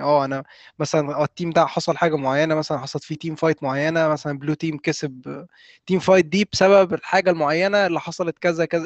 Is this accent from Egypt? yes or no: yes; Egypt; إحنا كمصريين